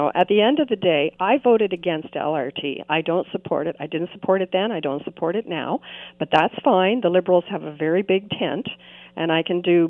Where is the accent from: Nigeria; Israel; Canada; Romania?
Canada; Greensville, Ontario; I grew up in Greensville.